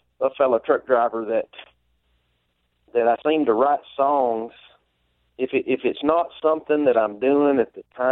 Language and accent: English; Monteagle, Tennessee, United States; also born or lived in Florida / Maryville, Tennessee; I grew up in Mont Eagle, Tennessee